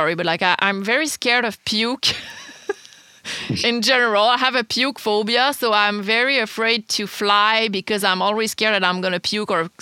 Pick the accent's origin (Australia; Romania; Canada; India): Canada; Quebec; accent: Quebecois French; first language French; English is a second language; my French accent, so Quebecois